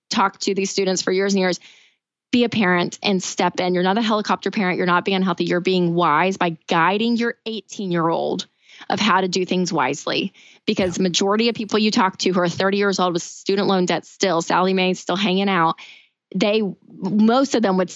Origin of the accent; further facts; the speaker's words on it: Tennessee, United States; I'm from Tennessee. I went to the University of Tennessee.